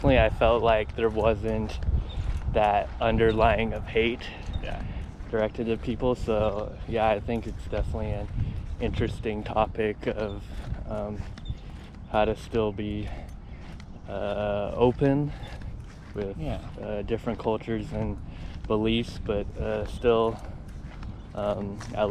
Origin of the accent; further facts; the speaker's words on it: Santa Cruz, California, United States; growing up in Santa Cruz, where there's definitely like almost like no Asian yeah. people